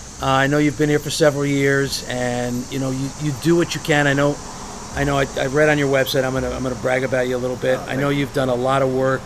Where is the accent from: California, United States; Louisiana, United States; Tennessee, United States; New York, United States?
California, United States; Hawthorne; I grew up in Hawthorne, and even though there's a lot of Italians, there are no Flavios.